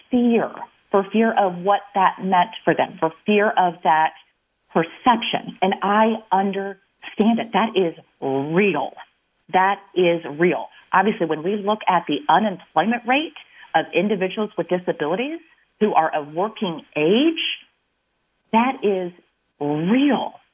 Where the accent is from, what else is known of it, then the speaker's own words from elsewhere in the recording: Illinois, United States; I am from Illinois, like I said, and so I definitely wanted to move back.